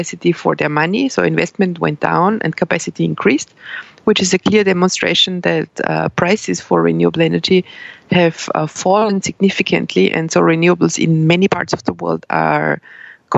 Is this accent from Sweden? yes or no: no; Austria; moved away as an adult; also born or lived in Brussels, Belgium; I started economics in Austria, in my home country